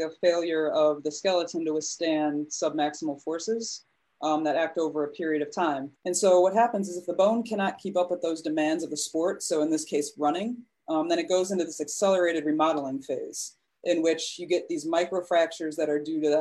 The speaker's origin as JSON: {"language": "English", "town": "Chicago", "region": "Illinois", "country": "United States", "also_born_or_lived": "Connecticut", "said": "I'm from the Chicagoland area. That's where my practice is."}